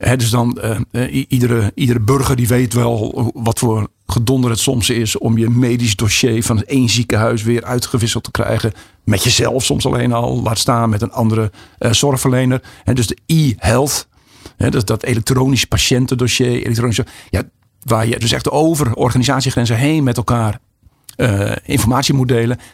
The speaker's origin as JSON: {"language": "Dutch", "town": "Alphen aan de Rijn", "region": "South Holland", "country": "Netherlands", "said": "ik kom uit Alphen aan de Rijn"}